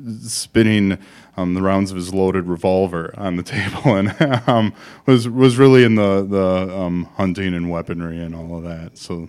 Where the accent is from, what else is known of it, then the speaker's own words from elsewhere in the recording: Milwaukee, Wisconsin, United States; I grew up in the Milwaukee area and now have my practice called Expedition Retirement here in the Madison area.